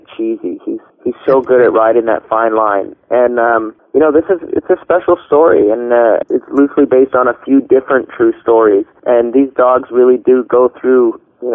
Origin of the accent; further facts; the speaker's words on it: Toronto, Ontario, Canada; now in Burbank, United States; I'm born and raised in Toronto.